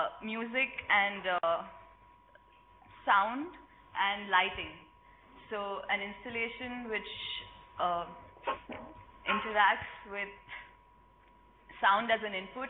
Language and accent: English; India; English is a second language; now in Barcelona, Spain; I'm from India. And I was doing fab textile fabacademy workshop last week.